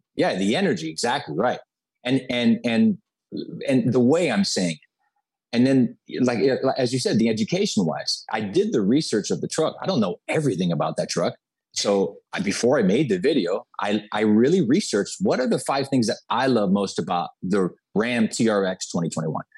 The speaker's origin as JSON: {"language": "English", "town": "Miami", "region": "Florida", "country": "United States", "tie": "born or raised there", "said": "I was born and raised in Miami, Florida."}